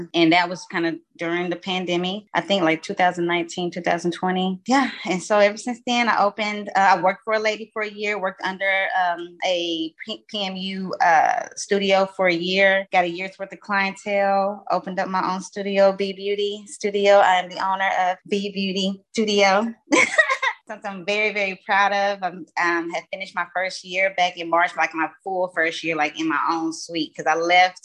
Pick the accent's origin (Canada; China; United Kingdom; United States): United States; East Texas; I am from East Texas